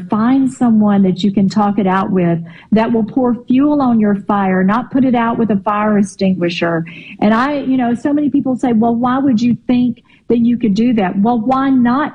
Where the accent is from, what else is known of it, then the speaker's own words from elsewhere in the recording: Eupora, Mississippi, United States; accent: Mississippi; moved away; I grew up 10 miles out in the country from Eupora